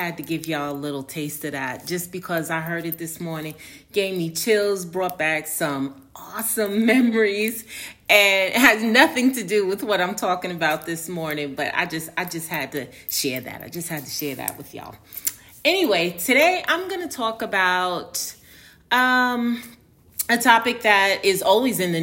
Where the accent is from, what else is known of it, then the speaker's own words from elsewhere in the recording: New York City, New York, United States; accent: Northerner; moved away as an adult; also born or lived in Harlem, New York; now in Atlanta, United States; I grew up in New York, I grew up in a very diverse neighborhood, best neighborhood in the world, Tribeca.